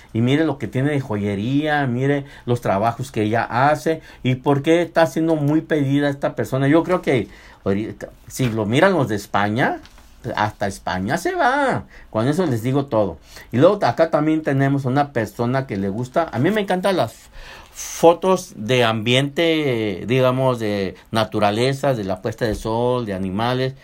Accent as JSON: {"language": "Spanish", "country": "Mexico", "moved": "yes", "lives_now": "United States", "said": "somos los mexicanos que venimos o latinos que venimos aquí"}